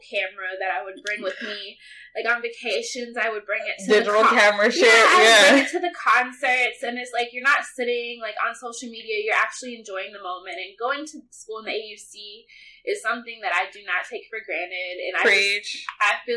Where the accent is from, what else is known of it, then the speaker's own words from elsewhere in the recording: Chicago, Illinois, United States; I'm from Chicago